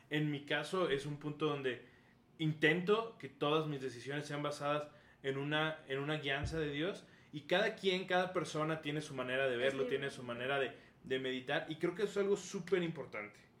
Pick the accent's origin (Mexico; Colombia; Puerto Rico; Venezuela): Mexico; ser firmes como mexicanos